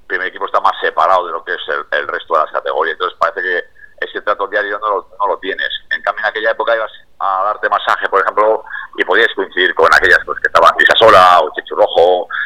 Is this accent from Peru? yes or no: no; Bilbao, Basque Country, Spain; nosotros somos de San Adrián